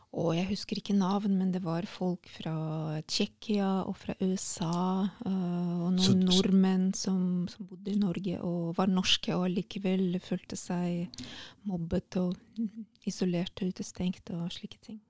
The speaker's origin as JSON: {"language": "Norwegian", "region": "Saint Petersburg", "country": "Russia", "tie": "born or raised there", "also_born_or_lived": "Hammerfest, Norway / Asker, Norway / Oslo, Norway", "second_language": "Norwegian", "moved": "as an adult", "said": "jeg er født og oppvokst"}